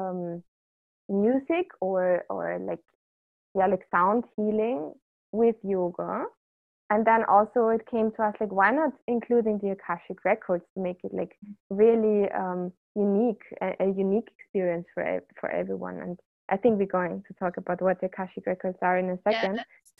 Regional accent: Austria; moved away as an adult; also born or lived in Vienna area, Austria; now in Bali, Indonesia; we are both from Austria

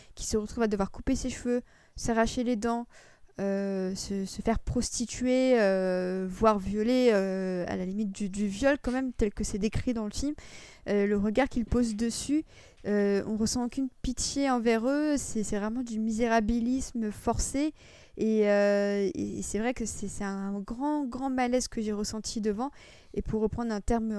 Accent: Paris region, Île-de-France, France; nous, on est français, qui plus est de la région parisienne

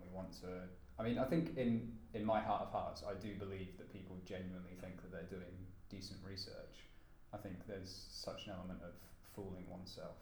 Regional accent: United Kingdom; I am a Brit

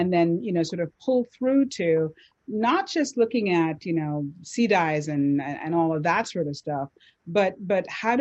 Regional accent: Jamaica; I'm Jamaican.

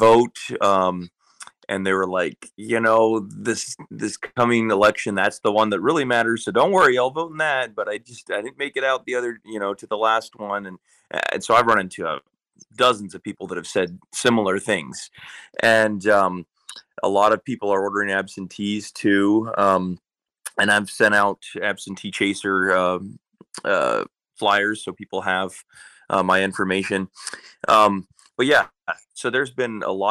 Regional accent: Nenana, Alaska, United States; I'm from Enana

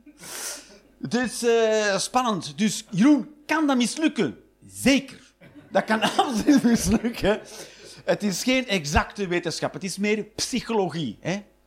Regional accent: Flanders, Belgium; Ik ben een Vlaming

